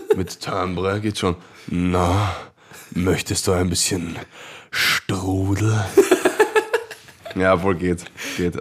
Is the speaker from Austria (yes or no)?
yes; Vienna, Austria; Ich bin Wiener